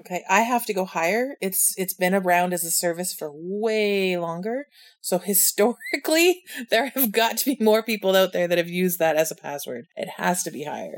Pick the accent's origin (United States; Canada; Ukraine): Canada; As a Canadian